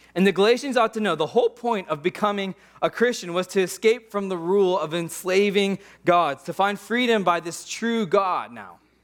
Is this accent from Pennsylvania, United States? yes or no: yes; Pittsburgh, Pennsylvania, United States; moved away as an adult; also born or lived in Portland; I grew up in Pittsburgh, old buildings, old culture.